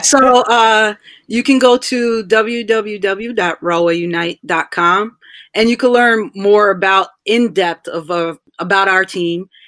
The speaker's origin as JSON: {"language": "English", "town": "Rahway", "region": "New Jersey", "country": "United States", "tie": "born or raised there", "also_born_or_lived": "Tallahassee, Florida", "said": "I am from Rahway"}